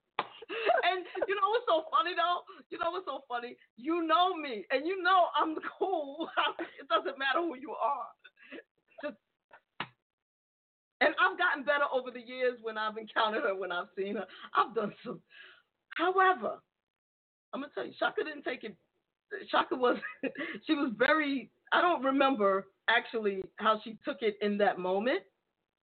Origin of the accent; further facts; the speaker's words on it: New York City, New York, United States; I grew up in the Bronx, not in a great neighborhood